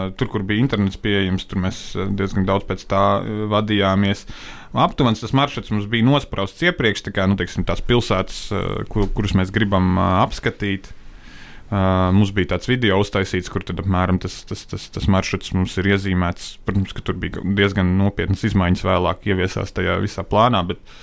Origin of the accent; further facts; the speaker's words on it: Latvia; mēs no Latvijas uh, devāmies uz tālāku apdzīvoto vietu no mājām, no Latvijas